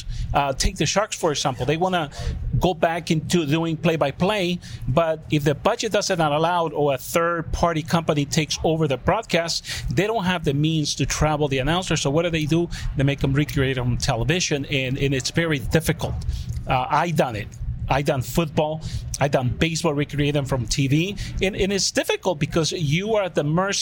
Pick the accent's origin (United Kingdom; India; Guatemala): Guatemala; moved away; I'm from Guatemala